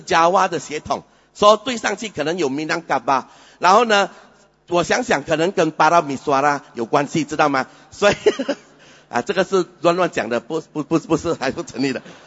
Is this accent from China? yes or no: no; Malacca, Malaysia; 在我们的家乡，去马六甲，我们还要四十五分钟的车程